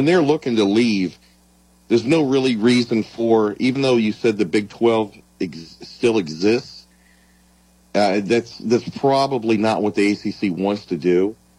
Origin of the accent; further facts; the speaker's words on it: Missouri, United States; even though I'm from Missouri